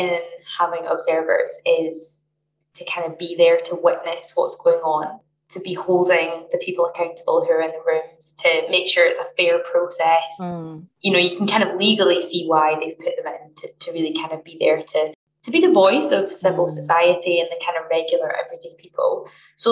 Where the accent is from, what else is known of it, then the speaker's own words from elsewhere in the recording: Glasgow, Scotland, United Kingdom; I'm from Glasgow, work in Glasgow